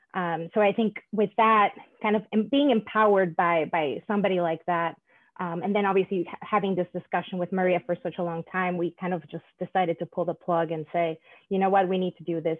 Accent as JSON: {"language": "English", "country": "Panama", "moved": "yes", "said": "I'm originally from Panama"}